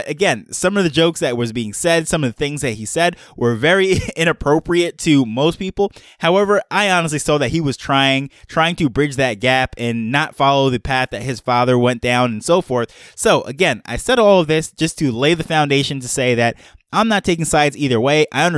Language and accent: English; Jamaica; born there; also born or lived in multiple cultures all over the world; my background is I am a Jamaican-born dual citizen. I grew up around multiple cultures all over the world.